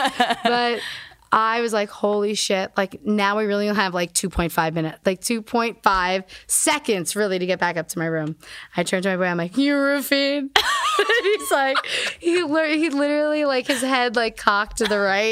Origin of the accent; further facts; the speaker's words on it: New Jersey, United States; We're from Jersey